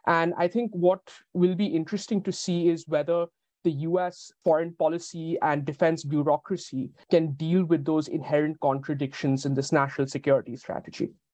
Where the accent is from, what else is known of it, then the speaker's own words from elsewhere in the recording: India; my own perspective as an Indian